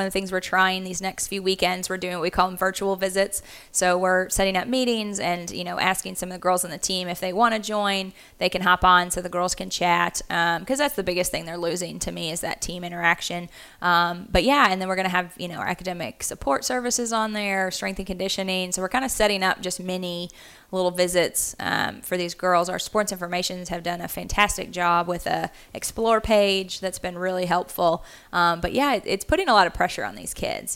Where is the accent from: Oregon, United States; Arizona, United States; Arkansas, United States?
Arkansas, United States; Central; moved away as an adult; also born or lived in Kansas; I'm originally from Central Arkansas. I actually grew up swimming for the Arkansas Dolphins